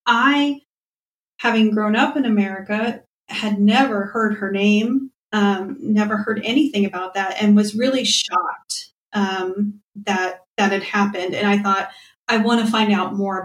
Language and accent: English; United States; now in Wales, United Kingdom; I'm an American living in Wales